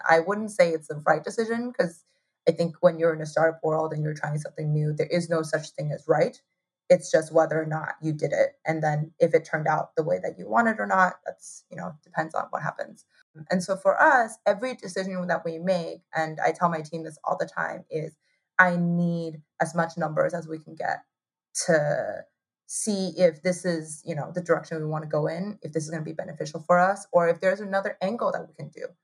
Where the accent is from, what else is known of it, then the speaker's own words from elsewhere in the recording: Taipei, Taiwan; moved away as an adult; also born or lived in Ithaca, New York / New York City; So I was born in Taiwan. I grew up in Taiwan